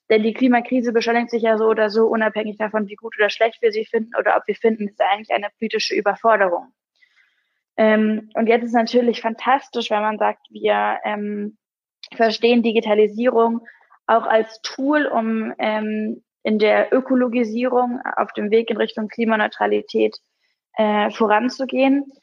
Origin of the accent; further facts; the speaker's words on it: Hamburg, Germany; aber das wäre natürlich auch als Hamburgerin mein Traum, dass Hamburg dann irgendwann diese Stadt wird